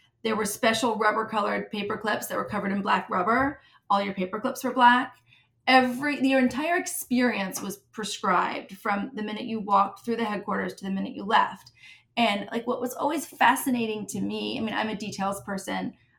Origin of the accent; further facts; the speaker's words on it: Midwest, United States; I'm a Midwesterner, is where I grew up. I moved around a lot, but my roots are in the Midwest.